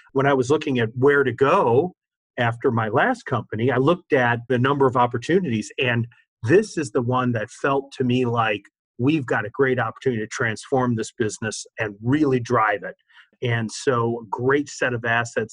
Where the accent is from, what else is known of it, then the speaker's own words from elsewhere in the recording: Detroit, Michigan, United States; moved away as an adult; also born or lived in Washington, D.C. / Columbus, Ohio / Cleveland, Ohio; I grew up in Detroit